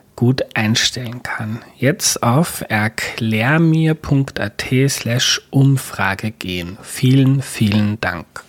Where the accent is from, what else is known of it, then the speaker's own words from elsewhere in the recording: Austria; bei uns in Österreich